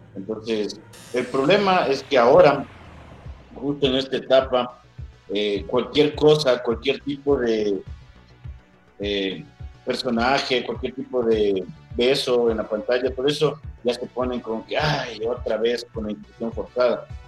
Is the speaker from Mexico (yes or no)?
no; Ecuador; soy de Ecuador, tengo 31 años